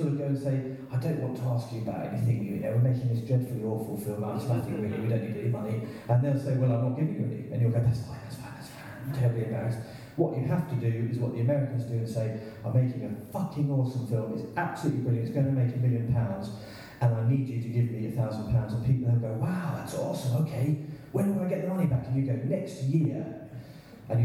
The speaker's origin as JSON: {"language": "English", "country": "United Kingdom", "said": "And we're British here, so we're very bad at talking about money"}